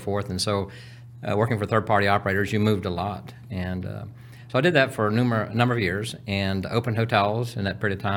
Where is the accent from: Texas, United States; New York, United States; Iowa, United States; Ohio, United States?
Texas, United States; Houston; I'm originally from Texas, so I was born in Houston